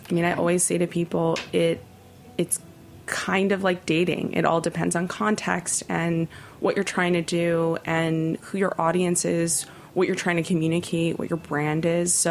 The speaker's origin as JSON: {"language": "English", "region": "New York", "country": "United States", "said": "Thankfully, I came from New York."}